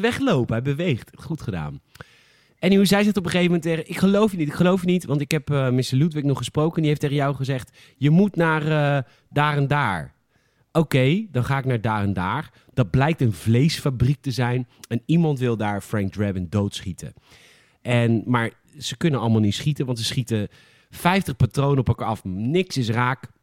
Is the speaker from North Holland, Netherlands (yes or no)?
no; Boskoop, South Holland, Netherlands; ik kom natuurlijk uit Boskoop.